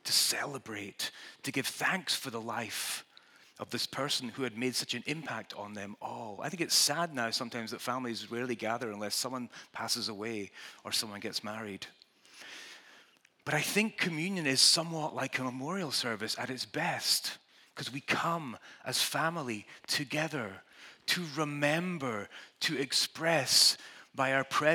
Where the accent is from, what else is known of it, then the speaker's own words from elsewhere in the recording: Scotland, United Kingdom; I'm Scottish